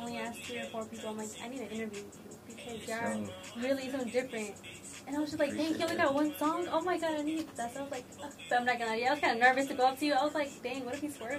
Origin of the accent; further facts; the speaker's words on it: Atlanta, Georgia, United States; we're from Atlanta, or we're the original Atlanta